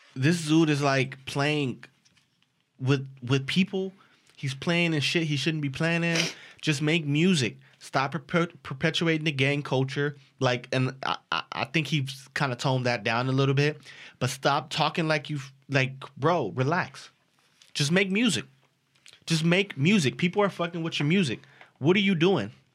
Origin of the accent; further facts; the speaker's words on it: Los Angeles, California, United States; I'm from South Central Los Angeles